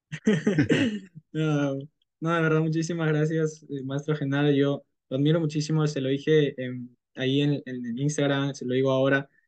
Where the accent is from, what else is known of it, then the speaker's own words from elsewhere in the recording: Peru; tengo 19 años, soy de Perú